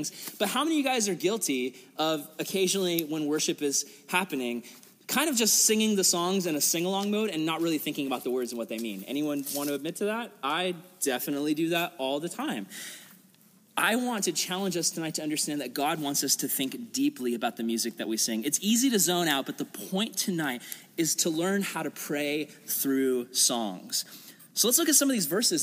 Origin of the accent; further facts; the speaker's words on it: United States; I'm an American